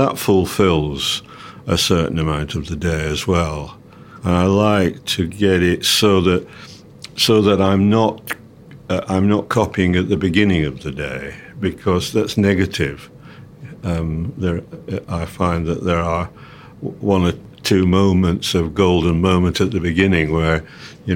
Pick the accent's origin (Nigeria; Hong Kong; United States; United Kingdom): United Kingdom; England; I'm an English composer